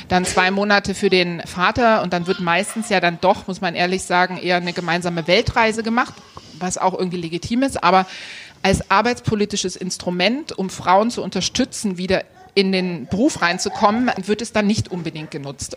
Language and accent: German; Dresden, Saxony, Germany; also born or lived in Gera; Also ich bin in, in Gera geboren und in Dresden aufgewachsen